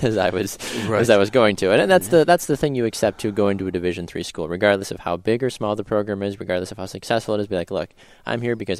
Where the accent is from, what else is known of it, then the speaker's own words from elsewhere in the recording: Florida, United States; moved away as an adult; also born or lived in Milwaukee; I was originally from Florida